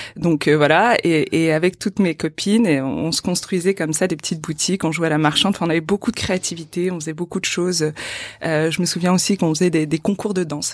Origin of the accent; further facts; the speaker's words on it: Boulogne-sur-Mer, Hauts-de-France, France; j'ai grandi à Boulogne-sur-Mer.